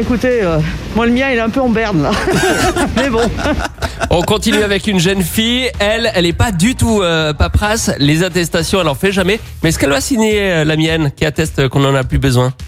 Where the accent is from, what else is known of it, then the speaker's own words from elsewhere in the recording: France; moi, je suis français